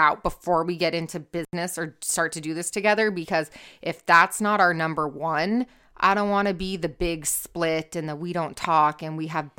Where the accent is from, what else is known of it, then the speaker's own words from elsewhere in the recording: California, United States; I'm from Orange County